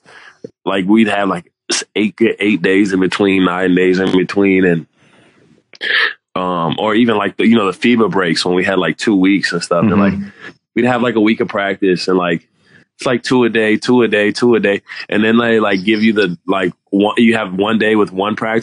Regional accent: United States; moved away as an adult; we're from America

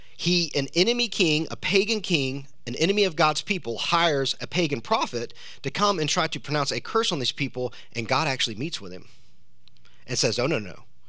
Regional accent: South Georgia, United States; I'm from South Georgia

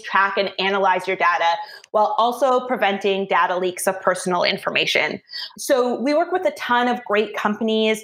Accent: Toronto, Ontario, Canada; moved away as an adult; now in Vancouver, Canada; I'm a Toronto native, but moved out to the West Coast about 5 years ago.

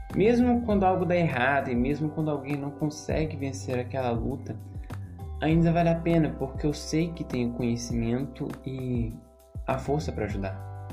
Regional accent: Brazil; como brasileiros

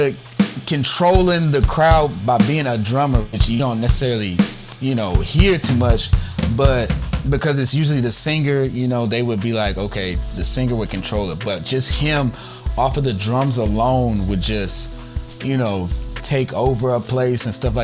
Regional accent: Newnan, Georgia, United States; I come from Noonan, Georgia. So definitely the Georgia area

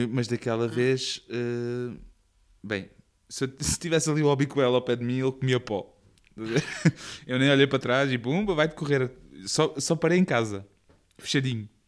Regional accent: Portugal; Um, no Carnaval, perto da minha, da minha, da minha zona, onde eu cresci, hum. havia, era mesmo nos limites da, da, da, cidade, então havia a Estrada Nacional uh, para o Alentejo.

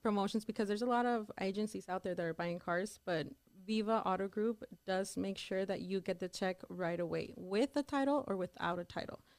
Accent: El Paso, Texas, United States; also born or lived in Dallas; I am from El Paso, Texas

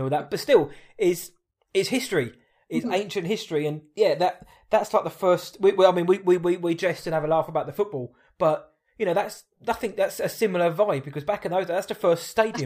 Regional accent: Woking, South East England, United Kingdom; I'm from Woking

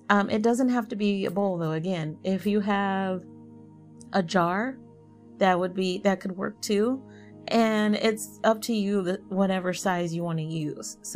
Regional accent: the South, United States; and I'm from the South, so I might be saying bowl really funny.

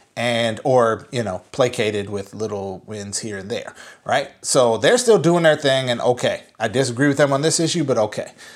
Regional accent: Minnesota, United States; moved away; I am driving home to my home state, um, to see my family that I have not seen in a year.

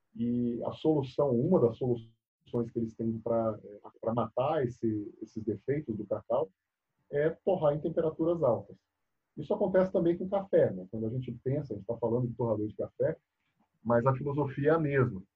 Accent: Bahia, Brazil; moved away as an adult; also born or lived in São Carlos, São Paulo; eu saí lá da Bahia. Né? Eu, eu, vim estudar em São Paulo, fiz faculdade aqui em São Paulo, no interior, em São Carlos.

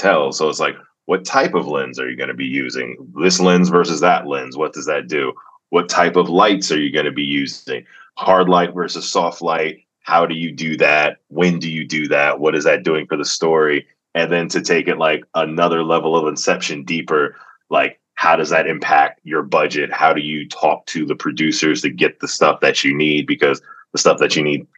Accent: Atlanta, Georgia, United States; born or raised there

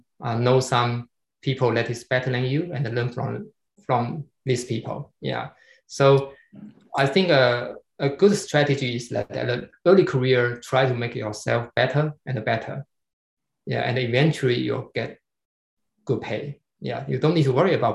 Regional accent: China

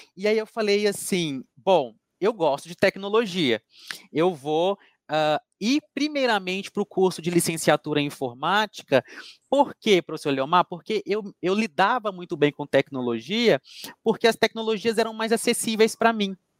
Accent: Coronel Fabriciano, Minas Gerais, Brazil; moved away; also born or lived in Juiz de Fora; estudei em Juiz de Fora, professora, mas a minha cidade natal é Coronel Fabriciano

